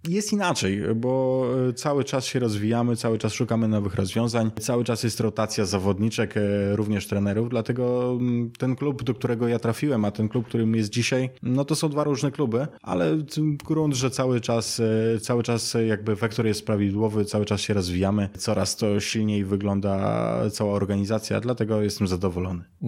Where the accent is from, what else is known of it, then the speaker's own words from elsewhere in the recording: Siedlce, Masovian Voivodeship, Poland; w Siedcach po prostu skąd pochodzę